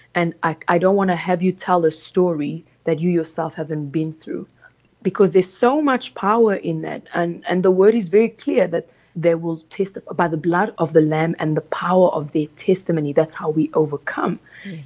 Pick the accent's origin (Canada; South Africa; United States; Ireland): South Africa; English is a second language; also born or lived in Congo; I was raised in South Africa, born in the Congo. We came when I was about nine years old to South Africa